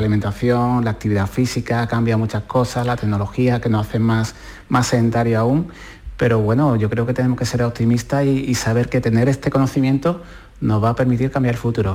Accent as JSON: {"language": "Spanish", "town": "Puerto Serrano", "region": "Andalusia", "country": "Spain", "tie": "born or raised there", "said": "cuando estaba yo con mi abuela Rosario en mi pueblo, en Puerto Serrano"}